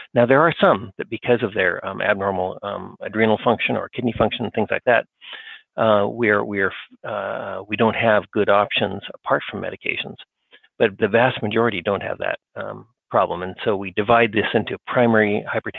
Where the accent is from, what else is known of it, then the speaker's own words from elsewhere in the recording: Australia; moved away as an adult; now in United States; I was raised in Australia.